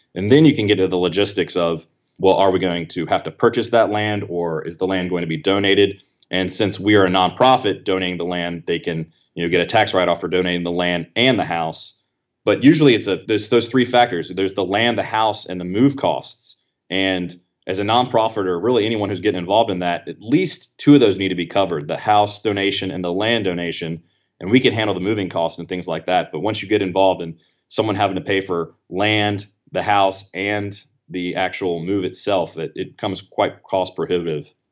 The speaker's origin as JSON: {"language": "English", "town": "Apex", "region": "North Carolina", "country": "United States", "tie": "born or raised there", "said": "my hometown of Apex"}